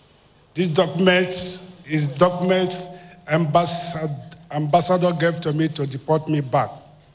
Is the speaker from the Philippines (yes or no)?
no; Nigeria; also born or lived in Burundi; I'm from Nigeria.